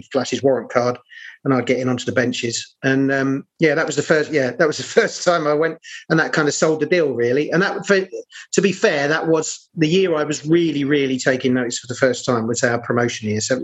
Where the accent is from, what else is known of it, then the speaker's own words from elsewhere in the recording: London, United Kingdom; also born or lived in Battersea; I'm actually from South East London, although parts of my family were from Battersea